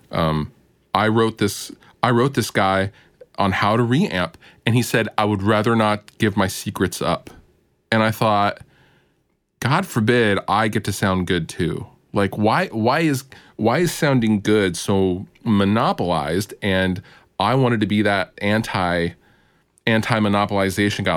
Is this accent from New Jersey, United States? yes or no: no; Seattle area, the Northwest, Washington, United States; It's the Seattle area. I'm from the Northwest